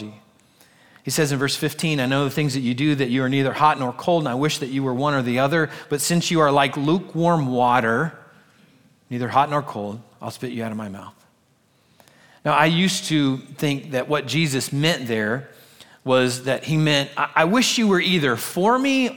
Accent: United States; us as American Christians.

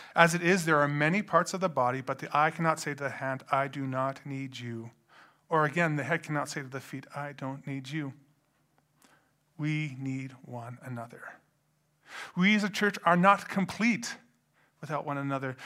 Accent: Edmonton, Alberta, Canada; I grew up in Edmonton

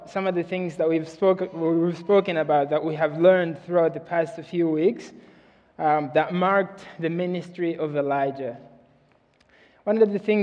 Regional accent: Mozambique; moved away; I'm from Mozambique, Africa.

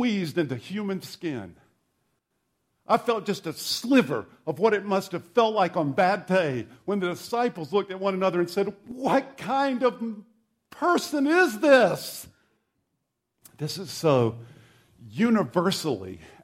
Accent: South Carolina, United States; the church I grew up in South Carolina

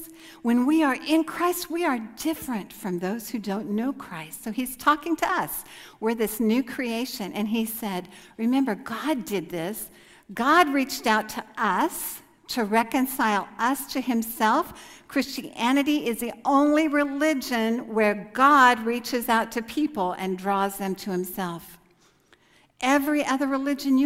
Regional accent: United States; moved away as an adult; they know I'm American just from looking at me

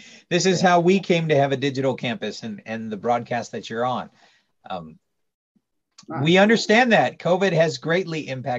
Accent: Tacoma, Washington, United States; moved away; also born or lived in California; not a very churched area. It's very pagan, very secular. I'm up Tacoma, Washington, up near Seattle area. That's where I grew up. Moved to California, met my wife there in Bible college in Stockton.

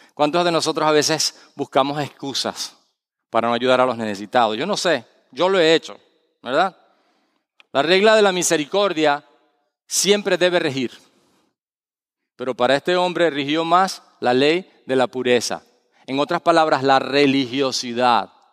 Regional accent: Valencia, Carabobo, Venezuela; moved away; en la ciudad de Valencia, donde yo nací, mi ciudad, Valencia, Venezuela, no Valencia, España

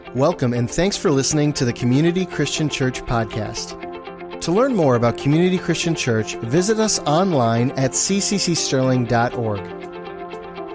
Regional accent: Madison Heights, United States; I was born in Madison Heights.

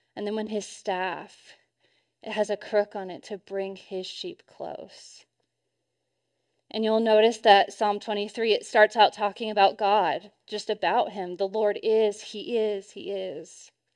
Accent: Arkansas, United States; I grew up in Arkansas, right around Tornado Alley

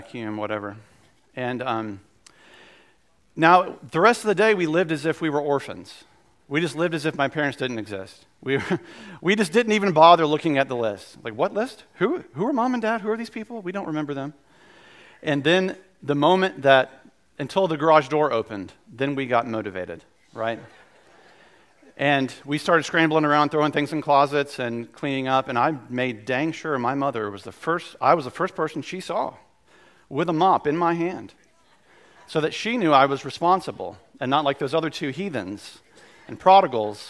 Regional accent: the South, United States; we're from the South

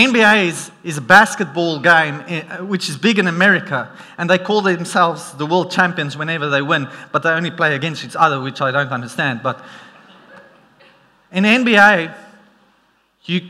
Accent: South Africa; accent: South African; my South African accent

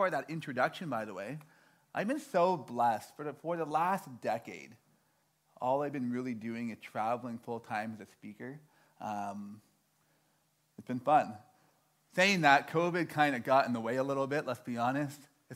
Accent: Toronto, Ontario, Canada; moved away; I'm from Toronto

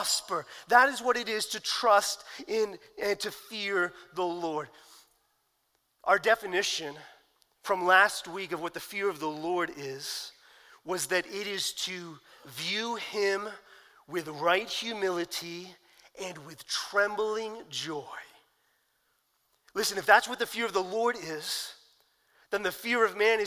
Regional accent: New Jersey, United States; I grew up in New Jersey

